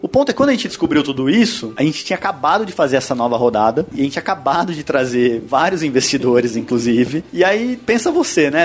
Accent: Londrina, Paraná, Brazil; also born or lived in Curitiba; eu sou natural de Londrina, do interior, do Paraná, né? Mudei para Curitiba muito novo, assim, com 16 anos

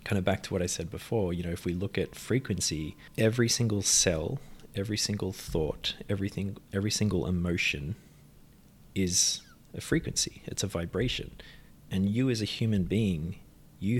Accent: Australia; We're from Australia. Yeah. Family's from Ireland. But grew up in Australia

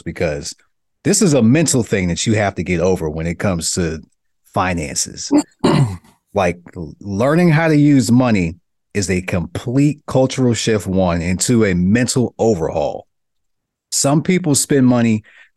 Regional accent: New York City, New York, United States; growing up in Brooklyn

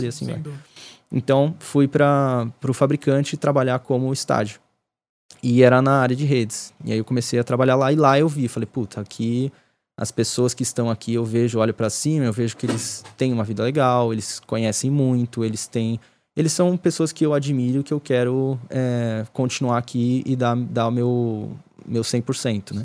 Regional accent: Ribeirão Pires, São Paulo, Brazil; onde eu cresci ali em Ribeirão.

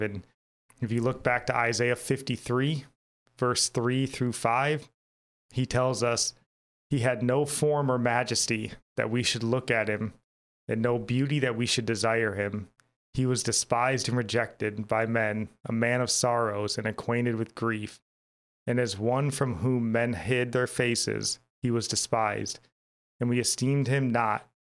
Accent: United States; as an American

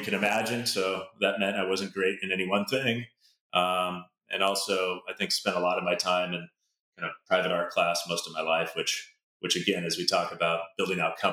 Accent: a suburb south of Seattle, Washington, United States; I grew up in a suburb about 20 minutes south of Seattle

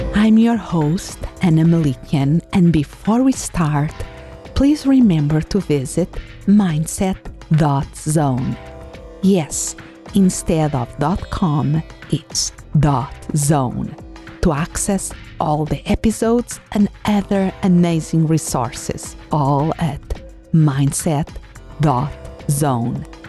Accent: Portugal; English is a second language; moved away as an adult; now in United States; I was born in, in a city, but um, when I was about six, we moved to the countryside to a small village where my father had born.

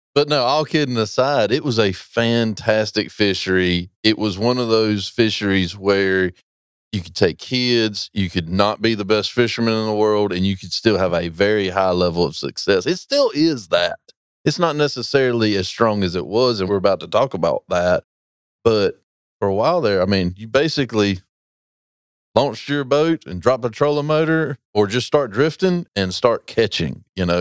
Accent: Roanoke Rapids, North Carolina, United States; I'm from Roanoke Rapids

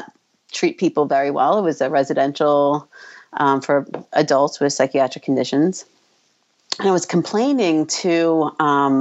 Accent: New York, United States; moved away as an adult; now in New Jersey, United States; I was from New York

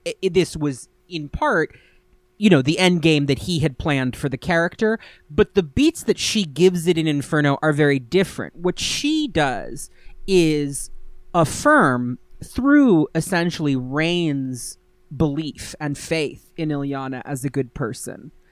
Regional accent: New York, United States; I'm from New York

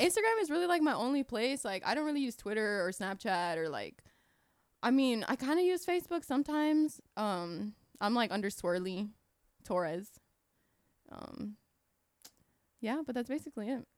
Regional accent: Kissimmee, Florida, United States; I grew up in Kissimmee my whole life

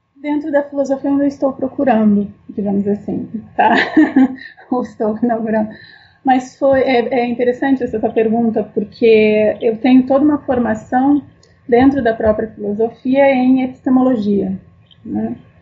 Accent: Porto Alegre, Rio Grande do Sul, Brazil; eu sou gaúcha, então minha, toda a minha formação e, e é, é, me criei em Porto Alegre

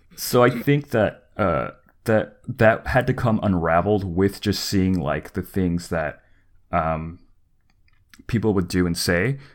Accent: the South, United States; moved away; also born or lived in California; growing up in the South

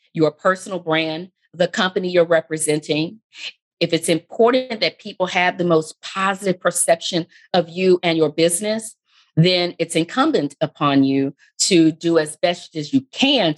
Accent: Texas, United States; being from Texas myself. And as the years pass, I get lazier and lazier with controlling the accent that I have

